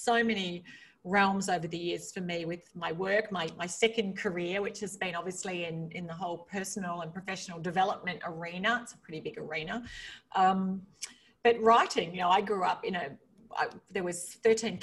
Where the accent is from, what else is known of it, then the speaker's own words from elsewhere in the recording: Australia; moved away as an adult; I grew up in a rural part of Australia.